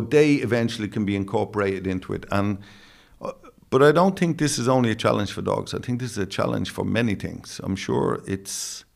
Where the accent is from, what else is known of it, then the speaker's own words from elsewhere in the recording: Dublin, Leinster, Ireland; accent: Dublin; in my Dublin accent